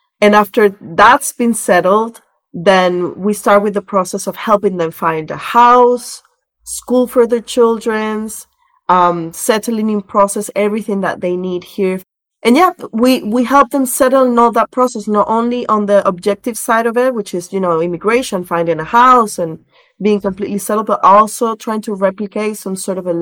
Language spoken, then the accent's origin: English; Caracas, Capital District, Venezuela; moved away as an adult; now in Lisbon, Portugal; I was born in Caracas, in Venezuela. And I lived there for most of my young years. I did my university degree there.